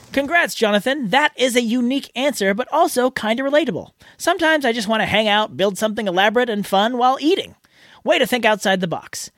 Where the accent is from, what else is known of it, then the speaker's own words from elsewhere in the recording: San Jose, California, United States; now in Kyiv, Ukraine; I'm from San Jose, California, but right now I'm living in Kiev, Ukraine